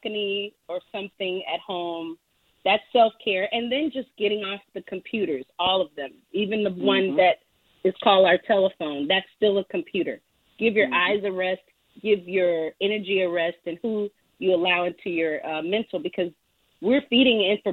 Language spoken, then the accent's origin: English; New Orleans, Louisiana, United States; I'm from New Orleans, I'm a jambalaya of music.